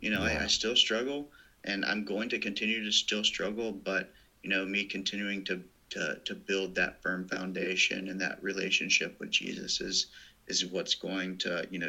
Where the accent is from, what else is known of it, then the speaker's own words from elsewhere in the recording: Birmingham, Alabama, United States; moved away as an adult; now in North Carolina, United States; growing up in Birmingham